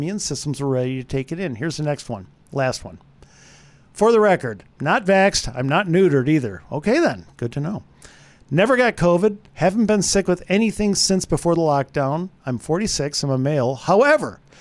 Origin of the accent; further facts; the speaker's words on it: Wisconsin, United States; I'm from Wisconsin